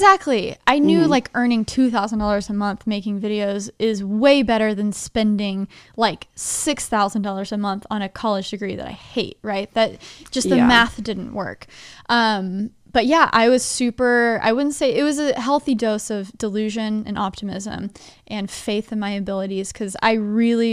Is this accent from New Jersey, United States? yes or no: no; Dallas, Texas, United States; moved away as an adult; also born or lived in Nashville, Tennessee; I grew up in Dallas, Texas, first 20 years of my life